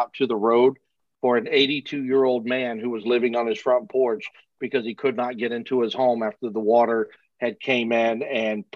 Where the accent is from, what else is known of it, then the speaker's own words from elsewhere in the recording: Texas, United States; I was raised in Texas